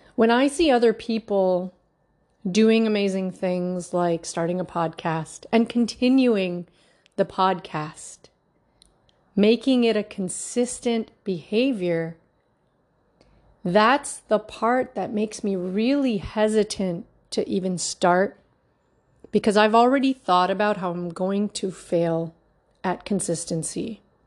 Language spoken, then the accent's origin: English; Markham, Ontario, Canada; also born or lived in Toronto, Canada; born and raised in Markham